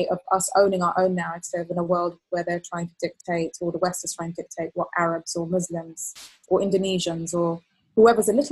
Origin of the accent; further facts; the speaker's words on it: Kuwait; also born or lived in Palestine; I was actually there, and so I was born there, but I was I grew up in Kuwait because my dad worked in Kuwait